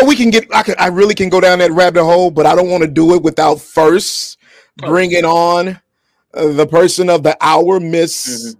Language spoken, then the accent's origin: English; Arkansas, United States; now in Michigan, United States; I grew up in Arkansas.